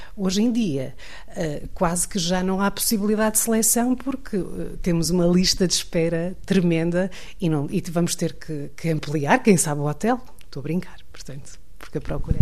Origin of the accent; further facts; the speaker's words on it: Santa Maria da Feira, Aveiro District, Portugal; Eu sou de Santa Maria da Feira originalmente